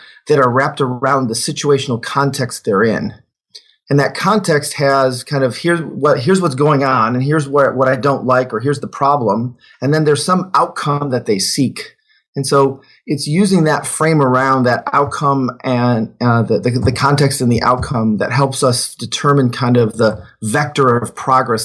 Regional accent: Detroit, Michigan, United States; also born or lived in Germany; I grew up in Detroit

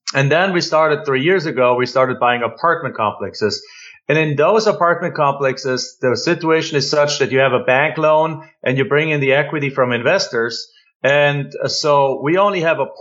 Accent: Germany; moved away as an adult; now in United States; I'm an immigrant from Germany.

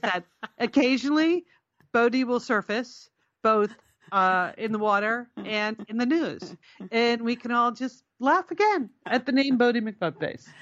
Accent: Connecticut, United States; we're Connecticut, we're from Connecticut

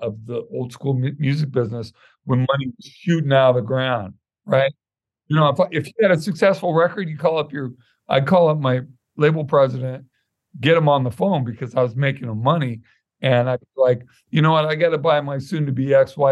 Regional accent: Santa Monica, California, United States; also born or lived in Culver City, California; I was born in Santa Monica Hospital and grew up in Santa Monica off and on

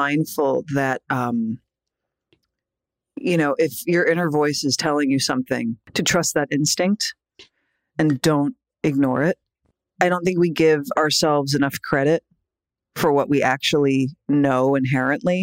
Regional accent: New York, United States; little like scrawny indie girl from New York

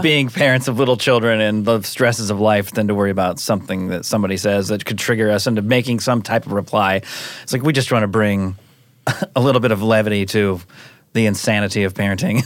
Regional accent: Seattle, Washington, United States; now in Los Angeles, United States; I'm from Seattle mm-hmm. area. Moved

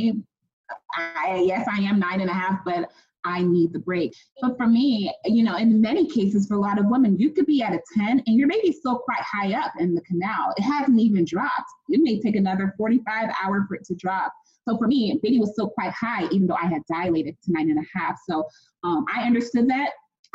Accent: United States; I'm Ghanaian American. I was born and raised here

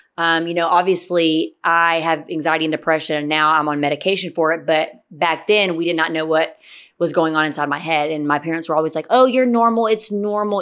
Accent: Gwinnett County, Georgia, United States; also born or lived in Stockbridge, Georgia; I grew up in Gwinnett County until forever

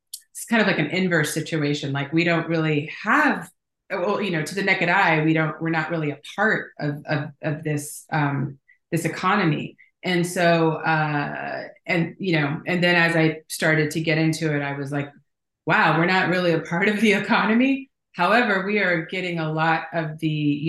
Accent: Houston, Texas, United States; moved away as an adult; also born or lived in Los Angeles; I'm from Houston. I'm seventh generation Houstonian

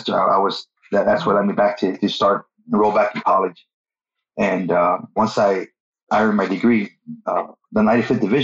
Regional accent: Corpus Christi, Texas, United States; I was born in Corpus, so I grew up in Corpus Christi

